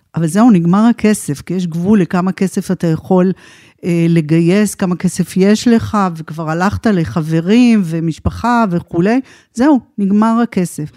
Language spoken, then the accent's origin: Hebrew; Israel; moved away as an adult; also born or lived in United States / Tel Aviv; now in Pardes Hanna, Israel; אני במקור אה, קיבוצניקית. נולדתי בקיבוץ